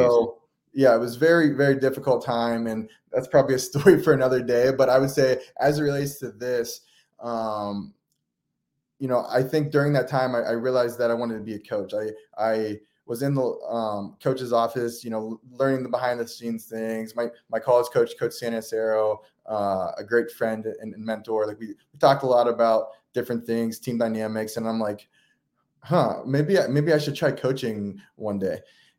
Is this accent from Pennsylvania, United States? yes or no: yes; Beaver Falls, Pennsylvania, United States; I grew up in Western Pennsylvania in a small town called Beaver Falls, Pennsylvania.